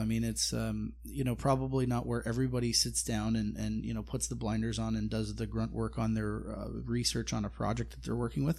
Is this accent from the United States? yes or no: no; Canada; me as a as a Canadian. I sort of sit up here